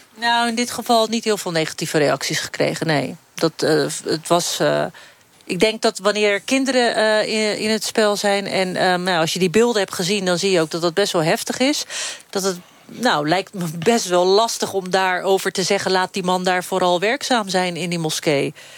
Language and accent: Dutch; Rozenburg, South Holland, Netherlands; ik ben geboren en opgegroeid in Rozenburg